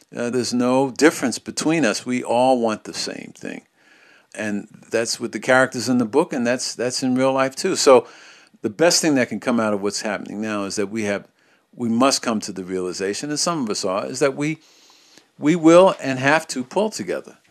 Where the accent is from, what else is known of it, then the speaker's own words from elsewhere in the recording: New York City, New York, United States; as a child growing up in New York